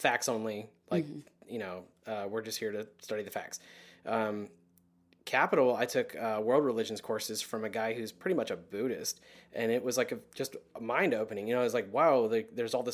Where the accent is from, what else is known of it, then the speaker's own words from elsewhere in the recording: Midwest, United States; I'm a Midwesterner